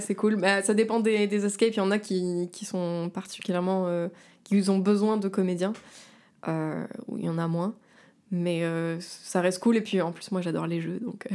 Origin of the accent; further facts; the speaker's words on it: Var, Provence-Alpes-Côte d'Azur, France; moved away as an adult; now in Paris, France; je viens de la Côte d'Azur, du Var